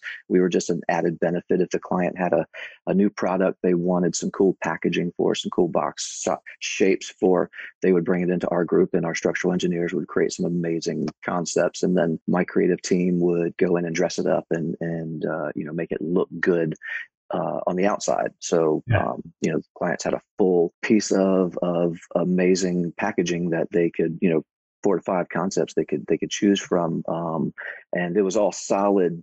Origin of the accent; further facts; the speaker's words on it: outside Charlottesville, Virginia, United States; I was born and raised in Virginia in the mountains outside of Charlottesville